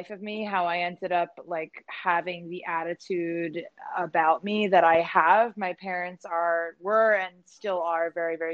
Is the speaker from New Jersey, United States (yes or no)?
yes; New Jersey, United States; also born or lived in Philadelphia, Pennsylvania; when I was like a toddler, my family moved me to South Jersey